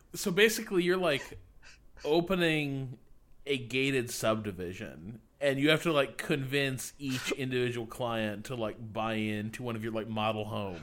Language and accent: English; Northwest Indiana, United States; accent: neutral Yankee; moved away; also born or lived in Wisconsin; I'm from Northwest Indiana, uh, and so it's like a suburb of Chicago